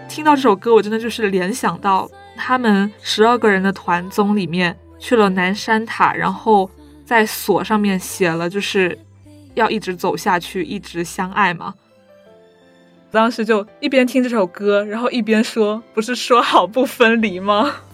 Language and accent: Chinese; Hong Kong; 我来自香港